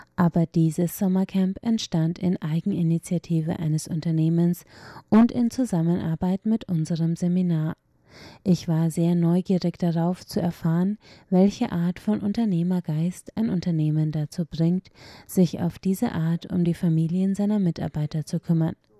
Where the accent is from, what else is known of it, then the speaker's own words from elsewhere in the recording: Taichung, Taiwan; now in Hualien, Taiwan; Ursprünglich stamme ich aus Taichung und meine Universität befindet sich in Hualien